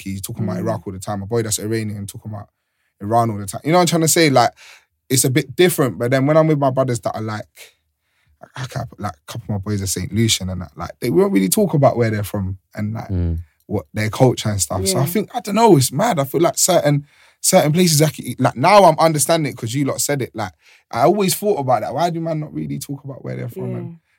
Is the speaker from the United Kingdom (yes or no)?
no; Sierra Leone; I'm also from Sierra Leone.